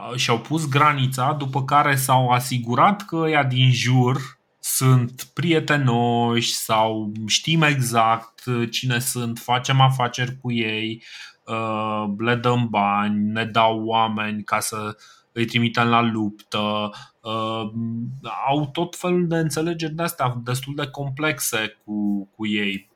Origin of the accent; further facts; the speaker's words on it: Romania; noi ca români